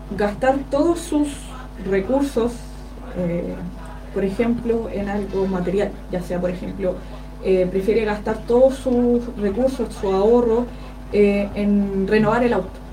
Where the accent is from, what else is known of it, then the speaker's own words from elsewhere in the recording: Curicó, Maule, Chile; yo que nací, crecí eh, en Aguas Negras